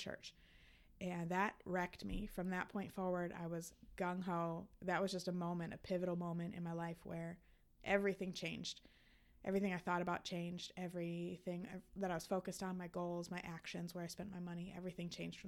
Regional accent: Fort Myers, Florida, United States; also born or lived in Wisconsin; now in Chicago, United States; So I ended up staying in Fort Myers, which is my hometown

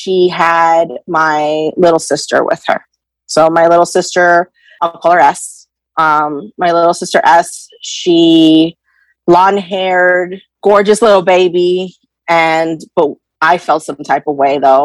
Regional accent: New York, United States; also born or lived in Wayne, New Jersey; I am from New York, and I am 33 years old

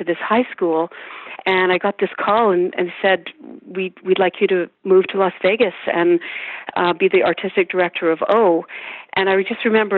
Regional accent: St. Albert, Alberta, Canada; moved away as an adult; also born or lived in Edmonton, Canada; now in United States; I grew up in St. Albert, and at one point I moved to Edmonton

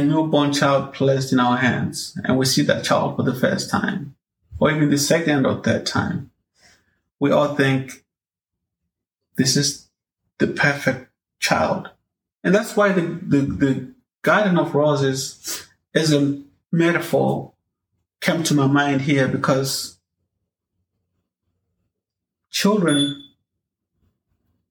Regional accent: Zimbabwe; When I was growing up in Zimbabwe

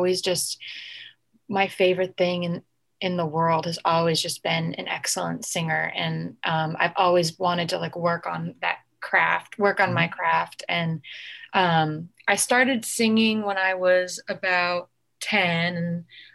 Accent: Connecticut, United States; now in Los Angeles, United States; I was born and raised in Connecticut

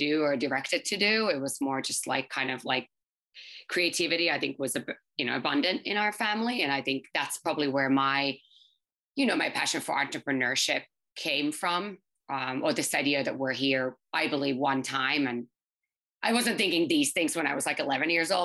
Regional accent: Helsinki, Uusimaa, Finland; English is a second language; moved away as an adult; now in New York, United States; I'm from Finland, actually, born and raised in Helsinki.

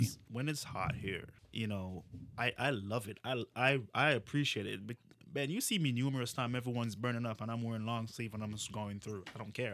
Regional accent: Jamaica; now in United States; where are you from? I'm like, Jamaica.

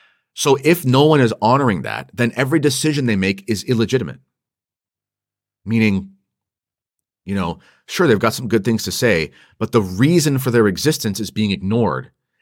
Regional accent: Toronto, Ontario, Canada; I'm from Toronto and I just recently joined the SSPX.

